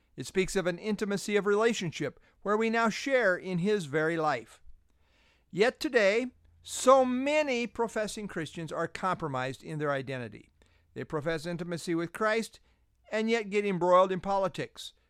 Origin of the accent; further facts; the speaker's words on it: United States; I identify as an American